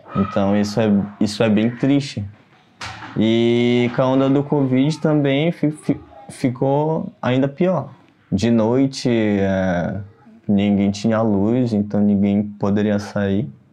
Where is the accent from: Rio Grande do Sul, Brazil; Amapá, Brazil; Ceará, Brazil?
Amapá, Brazil; moved away as an adult; now in São Paulo, Brazil; eu sou do Amapá, ah, me mudei para São Paulo faz do, vai fazer três